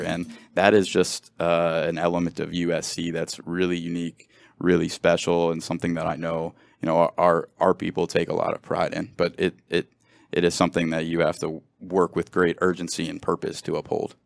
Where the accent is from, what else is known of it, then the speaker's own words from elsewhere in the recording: Cincinnati, Ohio, United States; moved away as an adult; now in Los Angeles, United States; I grew up in Cincinnati